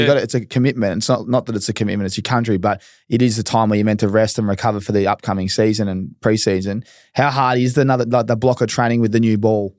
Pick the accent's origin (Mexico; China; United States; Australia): Australia; as an Aussie